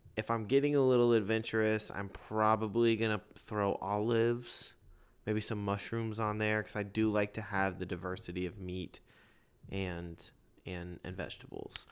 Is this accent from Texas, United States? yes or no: yes; Lakeway, Texas, United States; I grew up in Lakeway